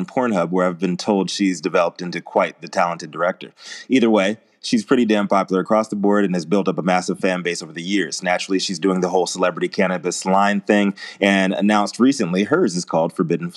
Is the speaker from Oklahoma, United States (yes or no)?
no; Virginia, United States; where I grew up in Virginia, everybody chews tobacco.